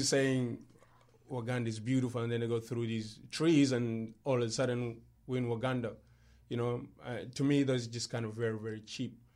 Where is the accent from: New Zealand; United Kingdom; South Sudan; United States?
South Sudan; now in Australia; I'm from South Sudan